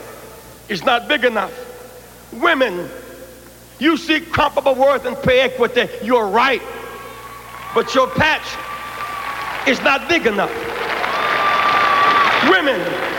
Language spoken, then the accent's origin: English; Greenville, South Carolina, United States; When I was a child growing up in Greenville, South Carolina, and grandmama could not afford a blanket